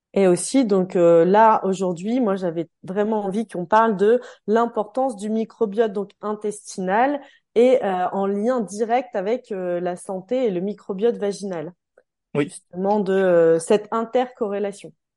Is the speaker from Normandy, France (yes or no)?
yes; Calvados, Normandy, France; now in Savoie, France; je suis du Calvados, de Normandie, et le 73 en Savoie où je me trouve désormais